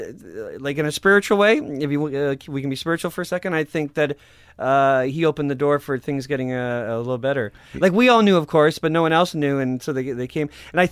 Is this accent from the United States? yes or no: no; Canada; But I am Canadian.